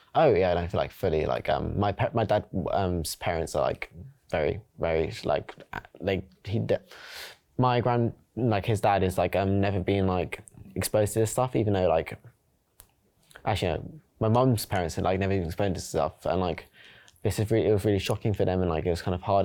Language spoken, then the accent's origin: English; London, United Kingdom; now in Surrey, United Kingdom; I'm from South London, East London, like, I've lived around London and I also live in Surrey now